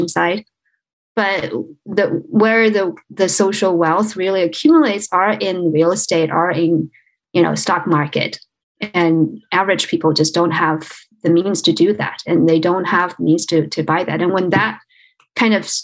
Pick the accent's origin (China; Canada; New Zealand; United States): China; moved away; I was born in China. I grew up in China